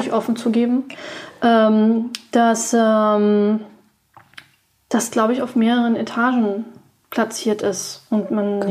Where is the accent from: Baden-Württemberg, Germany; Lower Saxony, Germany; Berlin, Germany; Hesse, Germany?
Berlin, Germany; Ich bin geborene Berlinerin